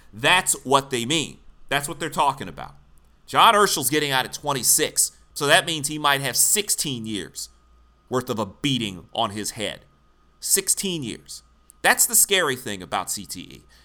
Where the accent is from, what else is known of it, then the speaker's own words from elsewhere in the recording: Michigan, United States; now in Philadelphia, United States; I grew up in Michigan